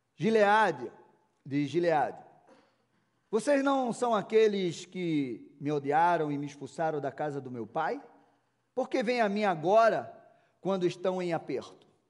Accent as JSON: {"language": "Portuguese", "town": "Recife", "region": "Pernambuco", "country": "Brazil", "moved": "yes", "lives_now": "Curitiba, Brazil", "said": "Eu já estou aqui há 23 anos, vindo calor, nordestino, lá de Recife"}